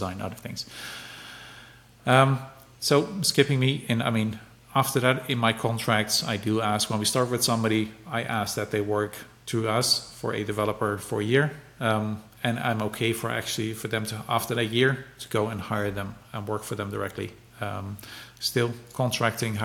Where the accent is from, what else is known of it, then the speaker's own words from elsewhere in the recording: Netherlands; I'm from the Netherlands